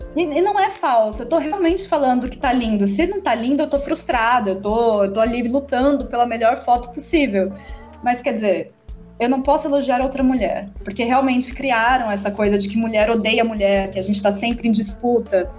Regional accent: Atibaia, São Paulo, Brazil; Eu sou de Atibaia

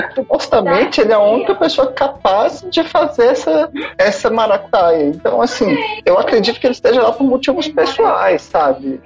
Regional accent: Brasília, Federal District, Brazil; eu sou de Brasília.

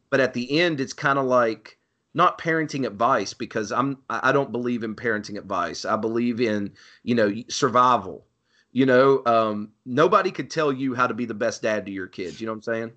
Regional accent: Ceredo, West Virginia, United States; the town that I grew up in, named Cerrito, West Virginia

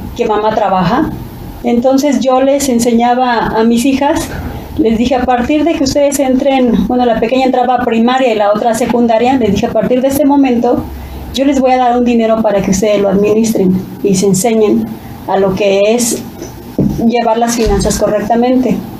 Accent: Mexico; ahí es donde yo me nací y crecí en el Adolfo López Mateos

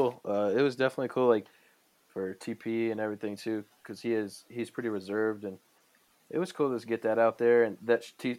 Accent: Tucson, Arizona, United States; that's the only school close to home, because I'm from Tucson, Arizona, and that was the only school close to home where my parents could come see me and watch me play

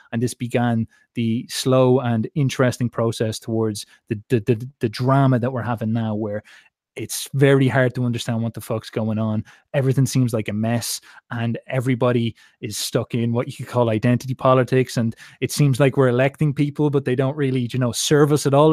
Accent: Ireland; as an Irishman

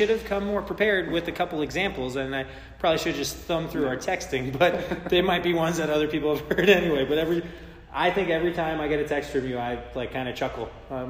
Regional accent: Long Island, New York, United States; moved away; growing up on Long Island.

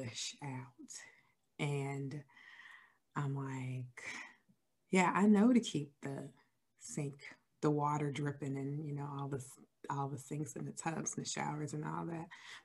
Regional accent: Chicago, Illinois, United States; moved away; I am originally from Chicago, Illinois

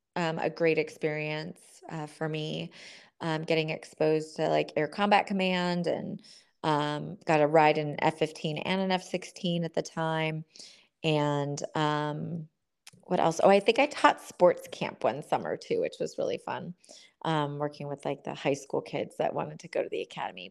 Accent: Southern California, United States; I grew up in Southern California in a family full of Marines

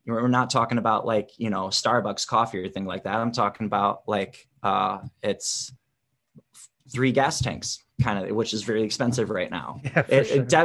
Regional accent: Wisconsin, United States; moved away as an adult; also born or lived in Chicago, Illinois; now in Los Angeles, United States; grew up in wisconsin

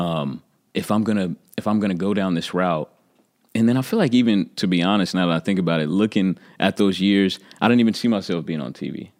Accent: Oklahoma City, Oklahoma, United States; I'm from Oklahoma City

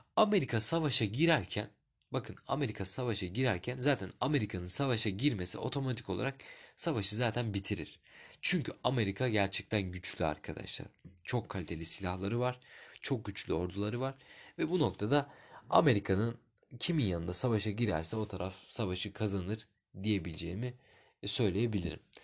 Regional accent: Turkey; ben Türk'üm

